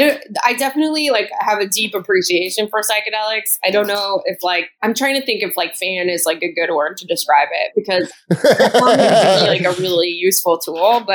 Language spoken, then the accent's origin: English; Southern California, United States; moved away as an adult; now in New York, United States; I am originally from Southern California, and then I lived in Northern California for a long time as well, and then I moved to New York like 5 years ago